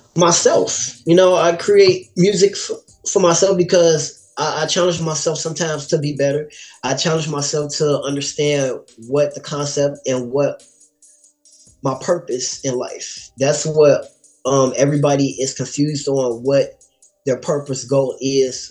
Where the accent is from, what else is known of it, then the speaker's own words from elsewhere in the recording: Gary, Indiana, United States; also born or lived in Chicago, Illinois; Gary is where I grew up